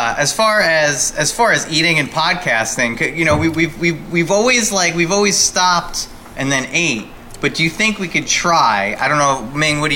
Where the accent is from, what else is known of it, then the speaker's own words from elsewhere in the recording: Highlands, New Jersey, United States; I'm from Highlands